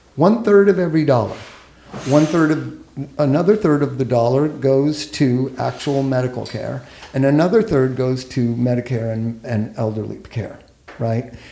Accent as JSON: {"language": "English", "town": "Los Angeles", "region": "California", "country": "United States", "tie": "born or raised there", "said": "I grew up here in Los Angeles"}